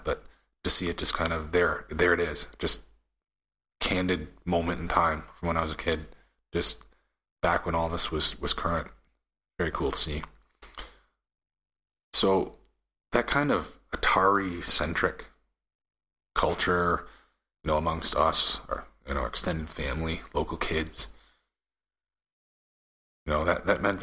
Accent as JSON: {"language": "English", "country": "Canada", "said": "I'm Canadian"}